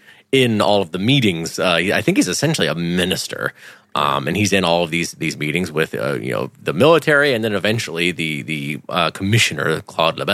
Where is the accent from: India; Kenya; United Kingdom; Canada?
United Kingdom; I'm British